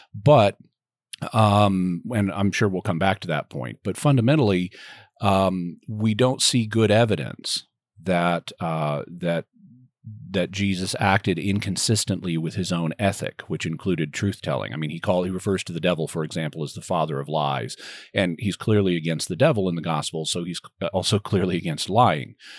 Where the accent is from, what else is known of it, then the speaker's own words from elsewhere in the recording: Arkansas, United States; also born or lived in Texas; now in San Diego, United States; I grew up in Arkansas